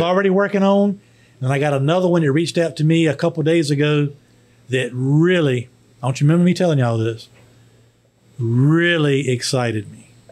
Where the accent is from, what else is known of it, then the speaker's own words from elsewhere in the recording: Emporia, Virginia, United States; my hometown of Emporia